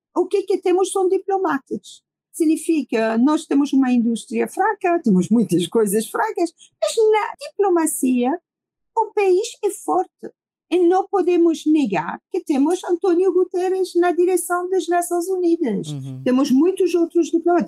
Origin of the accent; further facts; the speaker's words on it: Iran; Portuguese is a second language; now in Lisbon, Portugal; minhas ligações diretas com o meu país de origem